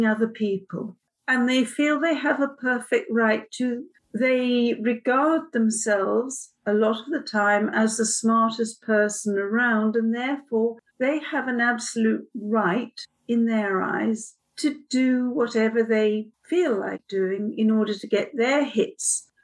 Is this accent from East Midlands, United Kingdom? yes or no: no; London, United Kingdom; moved away as an adult; now in Oxford, United Kingdom; I'm a Londoner.